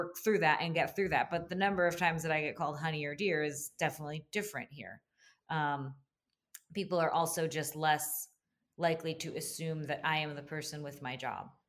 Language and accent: English; New Jersey, United States; moved away as an adult; also born or lived in New York; now in Jacksonville, United States; growing up in New Jersey and then living in New York